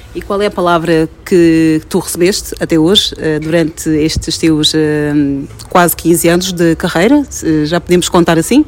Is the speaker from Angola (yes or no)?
yes; Angola; sou angolana e tenho Sim. aquelas características da região em que eu nasci